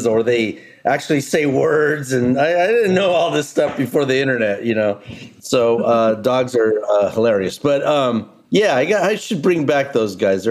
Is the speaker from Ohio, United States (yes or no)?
no; San Diego, California, United States; moved away; I'm from San Diego originally, on the border